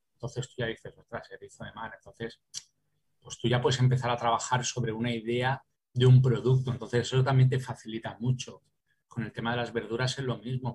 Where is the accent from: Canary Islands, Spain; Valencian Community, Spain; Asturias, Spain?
Valencian Community, Spain; also born or lived in Paris, France / Calpe; en mi, ciudad, en mi, tierra y que en este caso soy valenciano